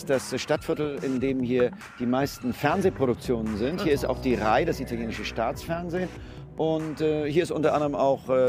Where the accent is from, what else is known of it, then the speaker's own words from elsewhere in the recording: Germany; now in Italy; natürlich als Deutscher versucht man erstmal auch die, die, die schönen Seiten des Landes zu genießen.